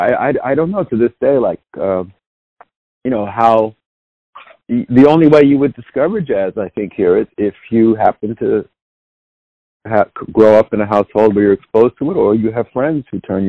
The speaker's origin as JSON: {"language": "English", "town": "New York City", "region": "New York", "country": "United States", "tie": "born or raised there", "said": "I grew up in the Lower East Side of Manhattan"}